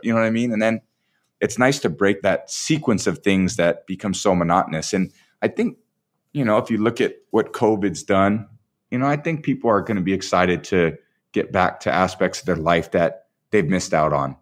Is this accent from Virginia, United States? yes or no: no; San Mateo, California, United States; I still feel like I'm a kid from San Mateo, California, you know? Grew up on Portola Drive